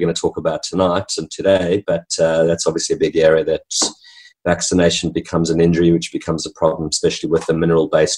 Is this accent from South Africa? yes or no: yes; South Africa; moved away as an adult; also born or lived in New Zealand; now in Hamilton, Australia; my background in growing up in country South Africa